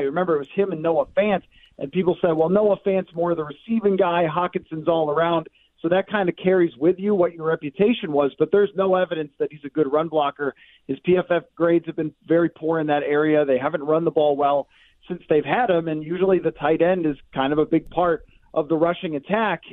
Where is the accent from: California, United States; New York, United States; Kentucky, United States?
New York, United States; Buffalo; I am from Buffalo